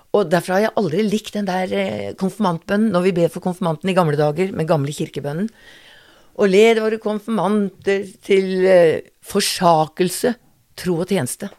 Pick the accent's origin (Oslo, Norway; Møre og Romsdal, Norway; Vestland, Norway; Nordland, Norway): Oslo, Norway; jeg er født i Oslo. Mm. Bondegård i Oslo, med utedo. Ja. Og eh, til jeg var 16